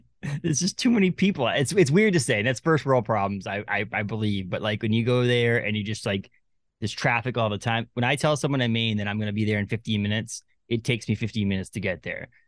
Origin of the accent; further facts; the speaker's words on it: Newburyport, Massachusetts, United States; moved away as an adult; also born or lived in Lowell, Massachusetts / Haverhill, Massachusetts / Andover, Massachusetts; now in Maine, United States; I was born in Newburyport